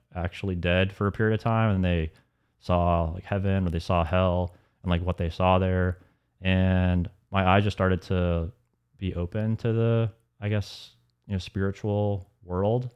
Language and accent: English; Alpharetta, Georgia, United States; also born or lived in Atlanta; growing up in Alpharetta